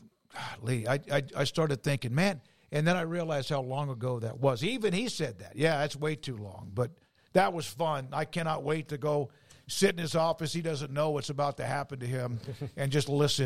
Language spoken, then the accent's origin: English; Omaha, Nebraska, United States; born there; I was born on Offutt Air Force Base in Omaha.